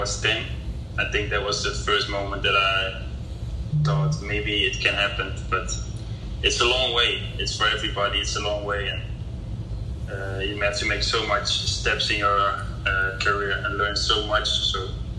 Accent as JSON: {"language": "English", "town": "Maastricht", "region": "Limburg", "country": "Netherlands", "tie": "born or raised there", "moved": "as an adult", "lives_now": "Indonesia", "said": "Where I grew up was in Maastricht in the Netherlands."}